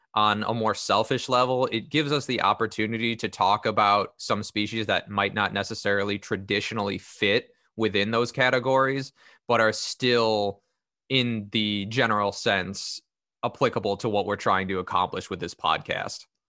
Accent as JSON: {"language": "English", "region": "Northern Illinois", "country": "United States", "tie": "born or raised there", "said": "born and raised in Northern Illinois, still stuck here"}